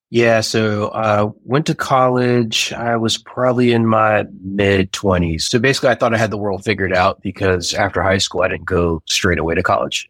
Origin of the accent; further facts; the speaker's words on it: Southern California, United States; also born or lived in Cleveland, Ohio; right around the time I turned like eight or nine is when I moved to Southern California.